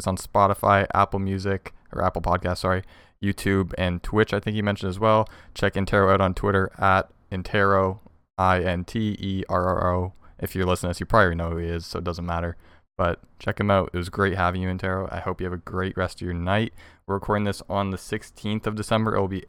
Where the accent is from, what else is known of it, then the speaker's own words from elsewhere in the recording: Ontario, Canada; I'm from Ontario, so Montreal's only like a 6-hour drive.